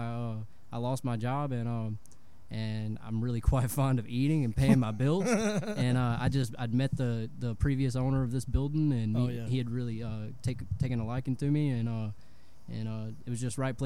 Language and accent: English; Singer, Louisiana, United States; accent: southern; I growing up in Singer, man, my accent growing up was much thicker